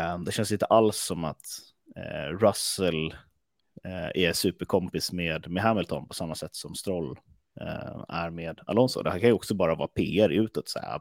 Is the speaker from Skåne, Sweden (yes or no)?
no; Stockholm, Stockholm County, Sweden; var kommer jag ifrån? Jag kommer från Stockholm